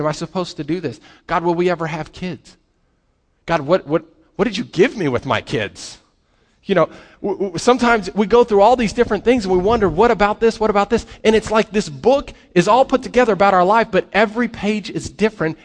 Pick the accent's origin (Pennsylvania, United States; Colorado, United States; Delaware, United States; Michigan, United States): Colorado, United States; I grew up in Colorado